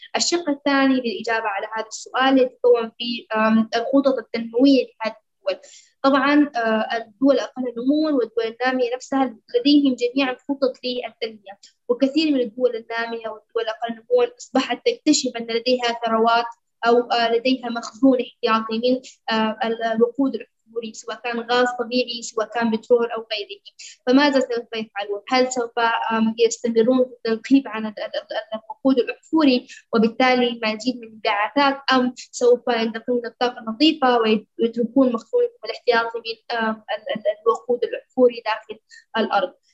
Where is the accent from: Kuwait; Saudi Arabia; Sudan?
Sudan